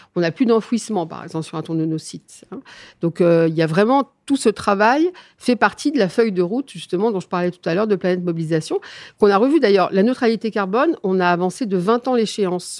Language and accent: French; Neufchâteau, Grand Est, France; je suis des Vosgiennes. Je suis très exactement néocastrienne.